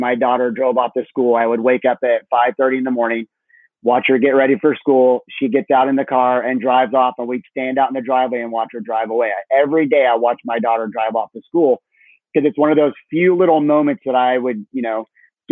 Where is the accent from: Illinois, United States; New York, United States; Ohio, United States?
Illinois, United States; moved away as an adult; also born or lived in Chicago / Naples, Florida; now in Tampa, United States; I grew up in Illinois on a farm. And so I was in Illinois till 21.